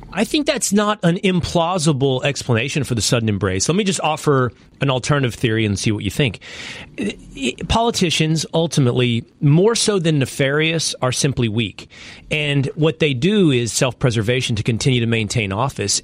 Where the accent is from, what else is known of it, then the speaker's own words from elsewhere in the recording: Dallas, Texas, United States; Dallas, Texas, my hometown